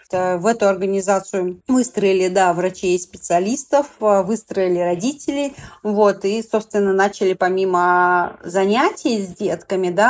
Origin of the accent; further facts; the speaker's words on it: Ulyanovsk, Ulyanovsk Oblast, Russia; born there; now in Moscow, Russia; Я живу в Москве на данный момент. Я родилась в Ульяновске, у меня семья в Ульяновске.